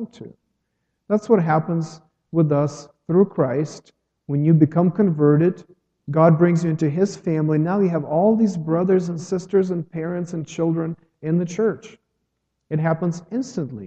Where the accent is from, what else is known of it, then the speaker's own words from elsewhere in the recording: Ukraine; moved away as an adult; now in United States; I'm from Ukraine